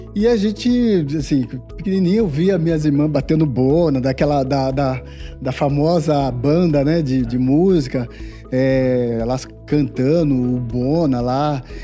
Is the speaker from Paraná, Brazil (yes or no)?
no; Diadema, São Paulo, Brazil; a gente nasceu em, é, em Diadema, num, num, bairro chamado Guacuri, bem muito simples